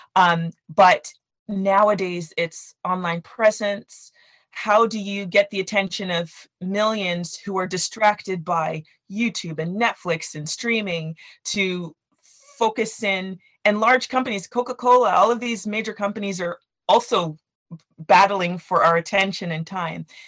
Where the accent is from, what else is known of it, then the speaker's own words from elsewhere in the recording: Canada; I grew up in Canada with Nigerian parents.